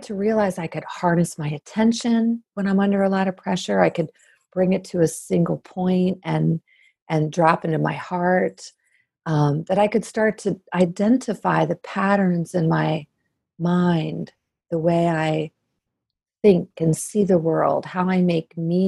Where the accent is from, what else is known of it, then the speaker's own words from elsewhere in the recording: Maryland, United States; I'm from Maryland.